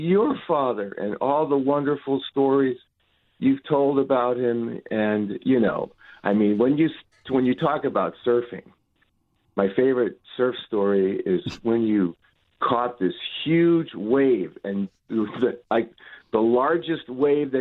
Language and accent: English; New York City, New York, United States; I'm from Queens too